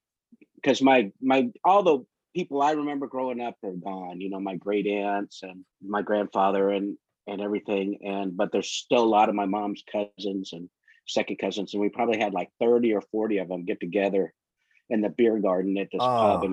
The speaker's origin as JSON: {"language": "English", "town": "Amarillo", "region": "Texas", "country": "United States", "tie": "born or raised there", "also_born_or_lived": "England / Louisiana / Taiwan / San Antonio", "said": "I was an Air Force brat, so I was born in Amarillo, and when I was like a year old, we moved to England."}